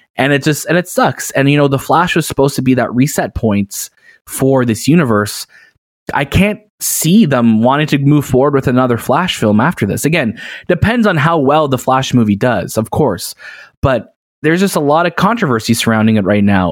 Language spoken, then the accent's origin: English; Canada; growing up in Canada